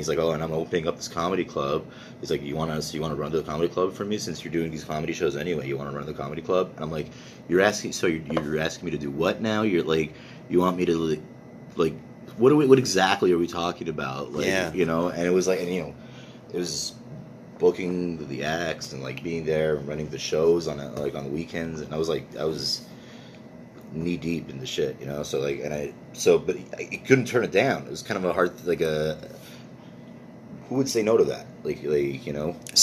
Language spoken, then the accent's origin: English; Montreal, Quebec, Canada; first language English; born and raised there